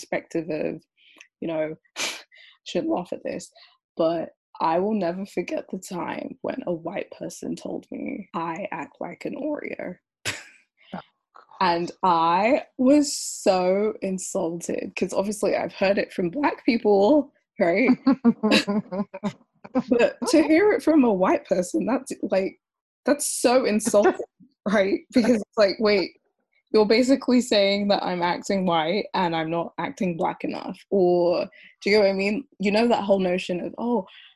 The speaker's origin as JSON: {"language": "English", "region": "London", "country": "United Kingdom", "tie": "born or raised there"}